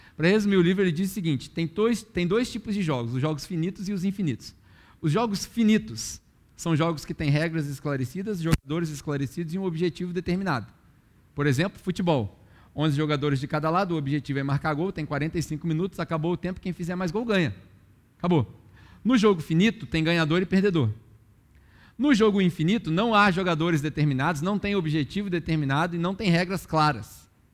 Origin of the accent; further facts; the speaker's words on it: Brazil; moved away as an adult; eu saí do Brasil em 2007